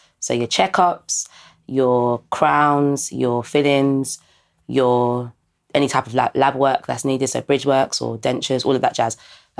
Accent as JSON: {"language": "English", "country": "Ghana", "said": "He was a black guy, and he actually was Ghanaian, and I'm obviously Ghanaian as well."}